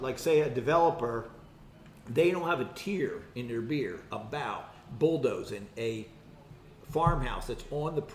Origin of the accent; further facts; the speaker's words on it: Philadelphia, Pennsylvania, United States; also born or lived in Quakertown, Pennsylvania; I'm right here from Philadelphia area. I was born in Philadelphia and raised in the area.